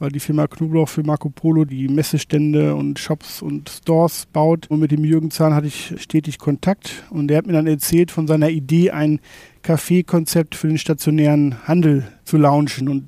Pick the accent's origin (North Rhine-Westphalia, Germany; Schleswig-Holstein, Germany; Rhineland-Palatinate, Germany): North Rhine-Westphalia, Germany; Bin aufgewachsen in Nordrhein-Westfalen. Meine Eltern hatten damals einen kleinen Herrenausstatter und so bin ich quasi von der Pike auf mit dem mit der Branche aufgewachsen